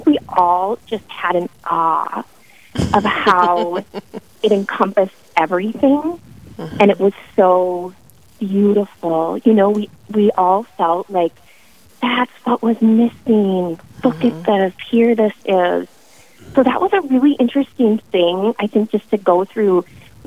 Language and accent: English; Bismarck, North Dakota, United States; I was raised in Bismarck